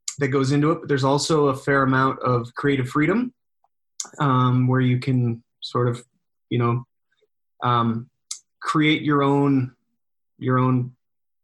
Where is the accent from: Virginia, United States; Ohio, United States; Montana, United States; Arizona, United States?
Montana, United States; Noxon; moved away as an adult; also born or lived in Missoula, Montana / Helena, Montana; now in Sandpoint, United States; grew up in Sanders County, Knox area